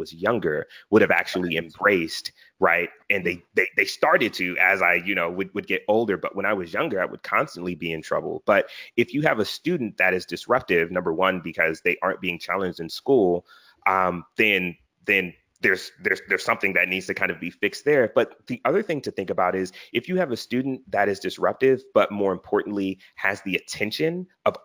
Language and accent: English; Philadelphia, Pennsylvania, United States; I'm from Philly